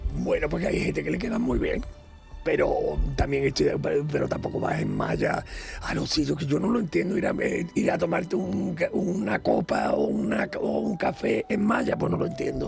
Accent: Ronda, Andalusia, Spain; Yo soy de Ronda, provincia de Málaga.

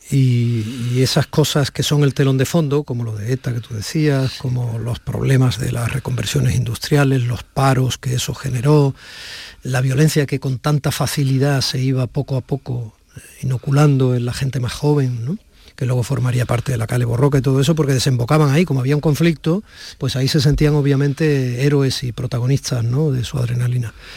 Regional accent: Barakaldo, Basque Country, Spain; moved away; yo nací en Cruces

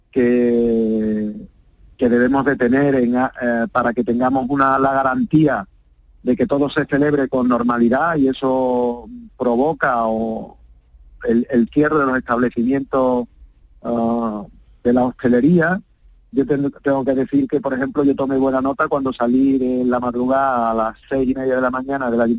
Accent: Seville, Andalusia, Spain; yo antes que, alcalde soy sevillano, soy vecino, soy ciudadano y también tengo mi sentimiento y me emociono pues con las cosas de mi ciudad

